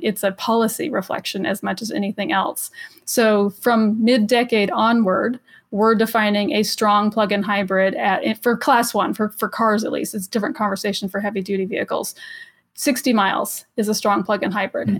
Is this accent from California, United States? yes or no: yes; Los Angeles, California, United States; I'm from Los Angeles